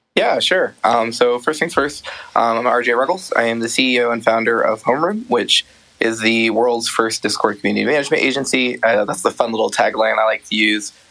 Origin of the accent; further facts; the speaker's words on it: Columbus, Ohio, United States; moved away as an adult; now in Emeryville, United States; I ended up moving to from Columbus, my hometown, to San Francisco in February of last year with my husband